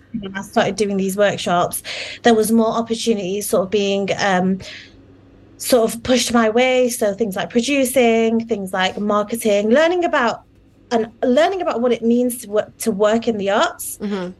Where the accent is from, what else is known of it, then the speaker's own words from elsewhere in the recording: United Kingdom; a British Muslim Bengali woman who's grown girl who's grown up in in the UK